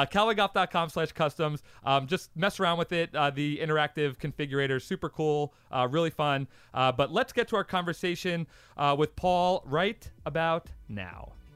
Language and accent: English; Long Island, New York, United States; I'm from a part of New York. I'm from Long Island